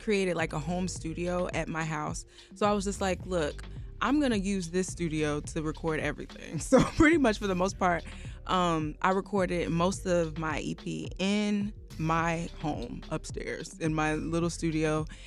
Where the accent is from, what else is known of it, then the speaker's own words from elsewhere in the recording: Chicago, Illinois, United States; also born or lived in Nigeria; I'm Nigerian, I am American